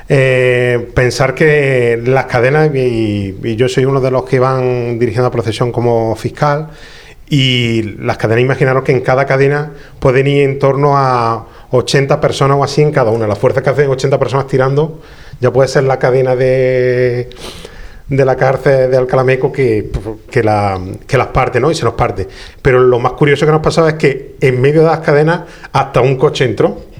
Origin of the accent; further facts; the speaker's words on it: Jaén, Andalusia, Spain; los que somos de Jaén